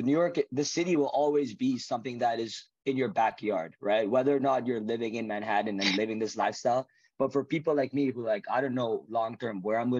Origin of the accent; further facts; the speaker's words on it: Curaçao; We grew up in Curaçao together, went to college together.